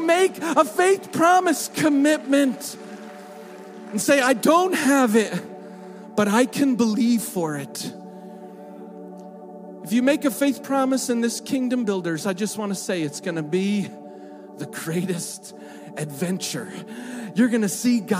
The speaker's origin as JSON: {"language": "English", "country": "United States", "moved": "yes", "said": "being American"}